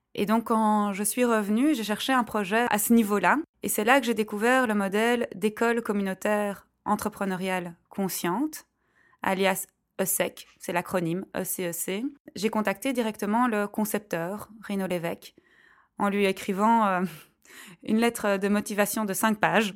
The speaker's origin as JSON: {"language": "French", "country": "Belgium", "said": "je suis belge. En tant que belge"}